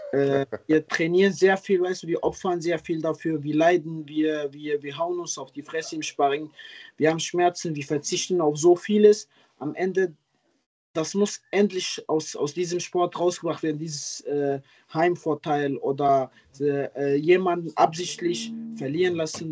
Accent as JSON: {"language": "German", "area": "Ruhrpott", "region": "North Rhine-Westphalia", "country": "Germany", "said": "ich komme ja aus hier aus Ruhrport auch selber"}